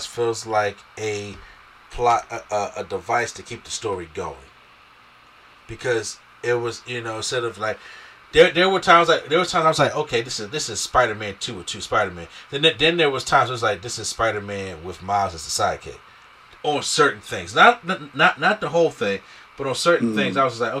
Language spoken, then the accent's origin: English; New York, United States; I'm a New Yorker